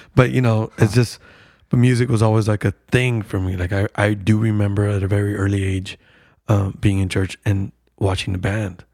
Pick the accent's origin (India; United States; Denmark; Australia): United States; Lynwood, California; I grew up in Linwood, so it was like a suburb outside of L